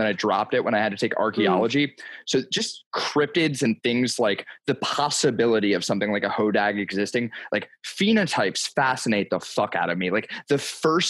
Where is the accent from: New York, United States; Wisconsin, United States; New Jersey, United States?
New Jersey, United States; I'm from South Jersey